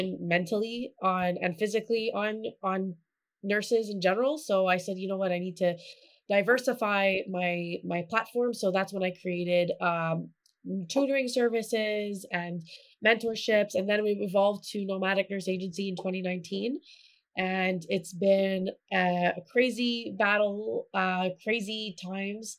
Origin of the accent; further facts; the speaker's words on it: Montreal, Quebec, Canada; I'm from Montreal, Quebec, Canada.